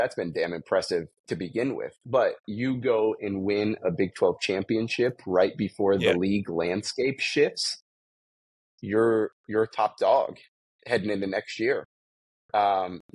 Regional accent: just north of Kansas City, Missouri, United States; moved away as an adult; also born or lived in Stillwater, Oklahoma; now in Omaha, United States; I grew up just north of Kansas City. So I grew up in Kansas's backyard, K-State's backyard, right near Iowa State.

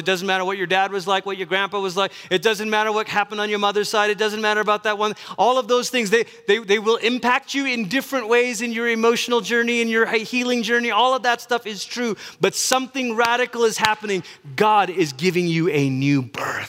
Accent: United States; you and I, as American Christians

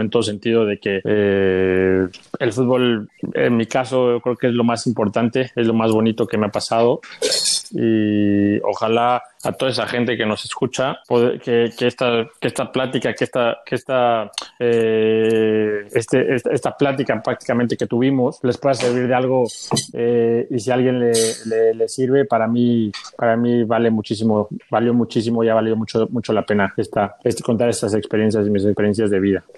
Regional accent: Mexico; moved away; soy un mexicano más

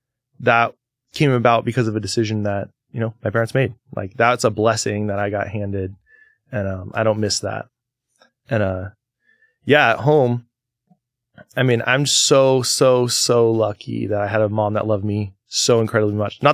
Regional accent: Napa, Oregon, United States; so I grew up about 14 miles east of Astoria in a town with one blinking yellow light called Napa. Not Napa, California, Napa, Oregon.

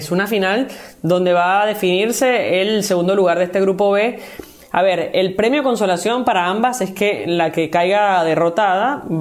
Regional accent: Venezuela; yo venezolana

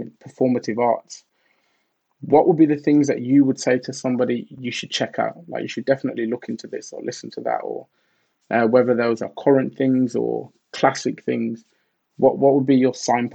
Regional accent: Birmingham, West Midlands, United Kingdom; growing up in Birmingham in England

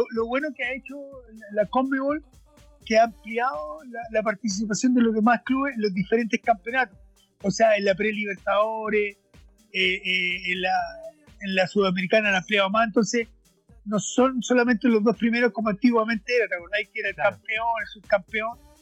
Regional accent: Chile

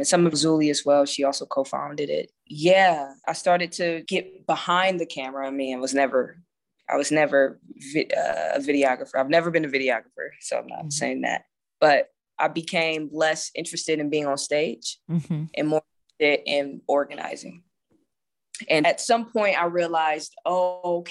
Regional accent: Akron, Ohio, United States; now in Las Vegas, United States; I'm from Akron, Ohio, which, if anybody knows about, if you've ever been to Cleveland or Cincinnati, it's very similar as far as my upbringing

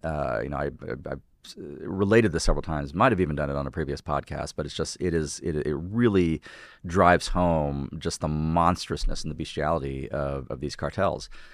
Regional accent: the American South, United States; first language English; as a Southerner

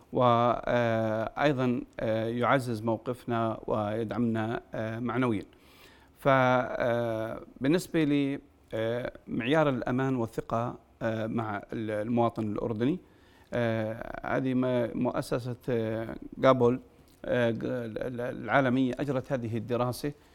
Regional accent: Jordan; الأردن هو البلد الأعز والبلد الأوحد بالنسبة لنا كأردنيين

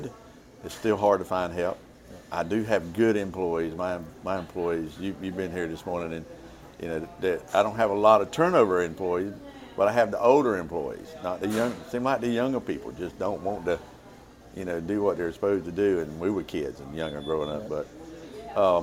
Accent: Bethel, North Carolina, United States; also born or lived in Ayden, North Carolina; I was born and raised in Bethel, local guy

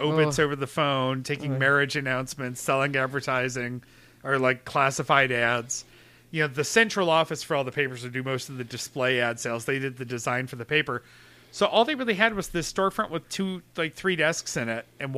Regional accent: Webster, New York, United States; my hometown of Webster, New York

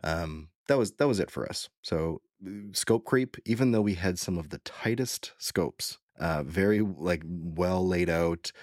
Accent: Canada; I'm from Canada

